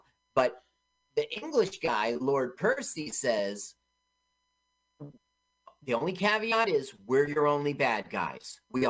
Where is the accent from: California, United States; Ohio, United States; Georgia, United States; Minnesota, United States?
California, United States; Los Angeles; moved away; I grew up in Los Angeles.